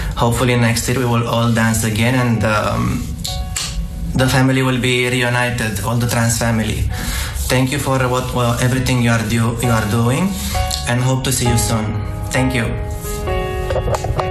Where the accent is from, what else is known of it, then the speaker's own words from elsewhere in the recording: Romania; now in Dubai, United Arab Emirates; I'm from Romania but currently living in Dubai.